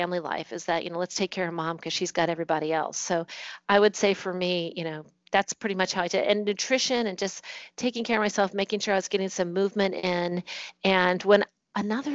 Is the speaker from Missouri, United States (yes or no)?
no; Virginia, United States; moved away as an adult; also born or lived in Singapore / Bahrain / Germany; now in New Jersey, United States; I'm from Virginia